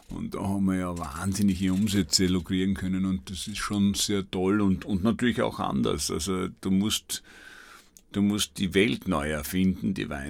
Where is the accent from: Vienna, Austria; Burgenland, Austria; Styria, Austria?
Burgenland, Austria; und ich bin ein Weltreisender, aber das Burgenland ist halt meine Heimat